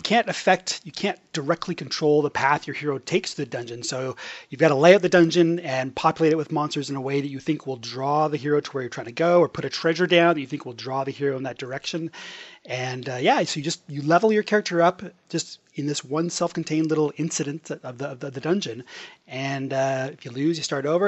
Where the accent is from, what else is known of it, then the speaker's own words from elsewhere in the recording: Edmonton, Alberta, Canada; now in Toronto, Canada; I am originally from Edmonton, Alberta